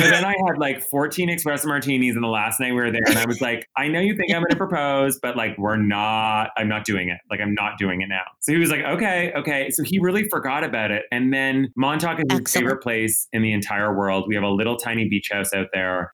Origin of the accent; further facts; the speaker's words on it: Ottawa, Ontario, Canada; moved away as an adult; also born or lived in New York; I grew up in a small, I grew up in Ottawa